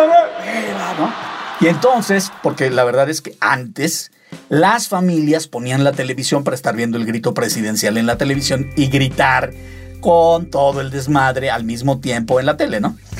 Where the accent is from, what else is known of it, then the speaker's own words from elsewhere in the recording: Mexico; mis tradiciones muy mexicanas